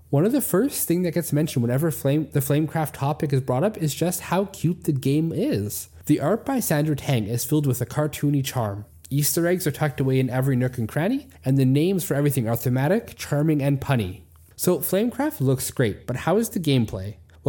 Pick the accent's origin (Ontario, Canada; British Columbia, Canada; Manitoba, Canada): Manitoba, Canada; where I grew up in Manitoba, it's true. It's the reason I moved to the West Coast and live in a section of the country that barely gets any snow